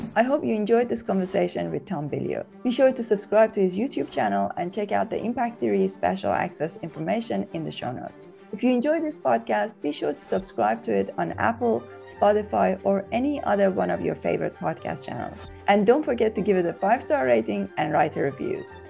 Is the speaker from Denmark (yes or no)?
no; Iran; moved away as an adult; now in United Kingdom; I grew up in Iran. Uh, I was there until I was twenty-three.